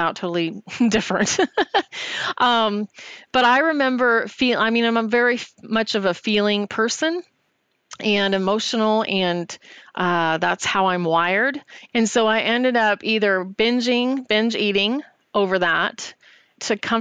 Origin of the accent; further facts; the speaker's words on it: Yucaipa, California, United States; I'm originally from Yucaipa, California, which is a relatively small town